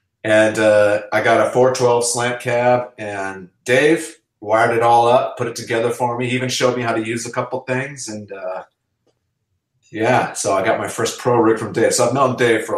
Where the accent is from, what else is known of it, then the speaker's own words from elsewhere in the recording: Los Angeles, California, United States; also born or lived in England; I grew up in Los Angeles